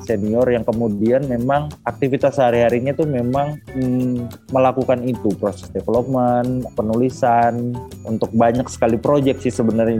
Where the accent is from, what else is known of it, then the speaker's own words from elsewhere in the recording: Eastern Indonesia, Indonesia; now in Jakarta, Indonesia; saya lahir besar di Indonesia Timur